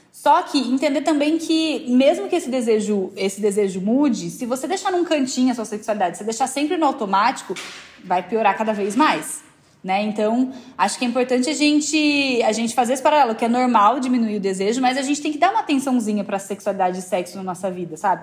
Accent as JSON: {"language": "Portuguese", "region": "interior of São Paulo", "country": "Brazil", "moved": "as an adult", "lives_now": "São Paulo, Brazil", "said": "Sou do interior de São Paulo."}